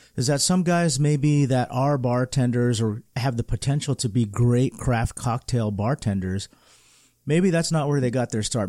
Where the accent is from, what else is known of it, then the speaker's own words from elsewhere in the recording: California, United States; as a Californian, we do a lot of things so differently